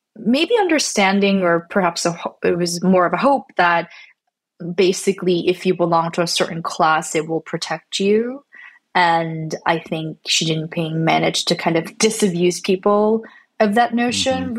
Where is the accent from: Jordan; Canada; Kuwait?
Canada; I'm not American, I'm, I'm, from Canada and my family's from Korea